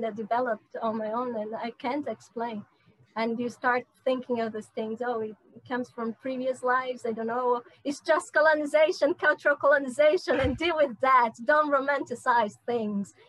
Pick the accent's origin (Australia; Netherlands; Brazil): Brazil; North Region; English is a second language; moved away as an adult; also born or lived in São Paulo / London; I'm from the north, and uh, in Brazil